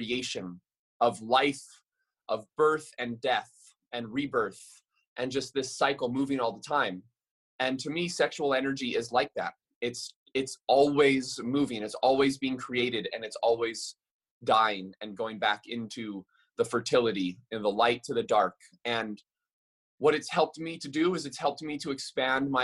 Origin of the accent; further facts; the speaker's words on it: Maui, Hawaii, United States; I'm born and raised on Maui and I grew up my whole life walking barefoot on this earth